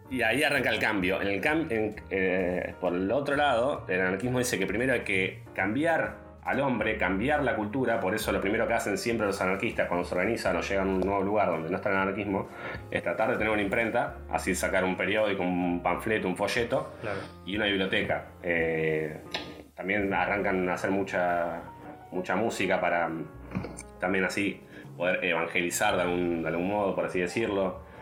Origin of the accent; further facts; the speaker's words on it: Concepción del Uruguay, Entre Ríos, Argentina; moved away; yo soy de Concepción, Uruguay, de Entre Ríos, de un pueblo, una ciudad de, 100.000 habitantes más o menos